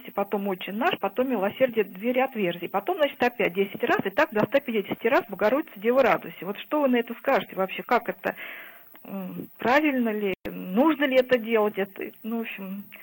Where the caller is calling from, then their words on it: Moscow, Russia; я из Москвы.